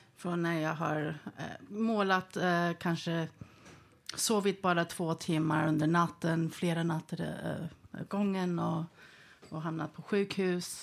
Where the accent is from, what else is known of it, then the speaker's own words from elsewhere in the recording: Sweden; jag var född i Sverige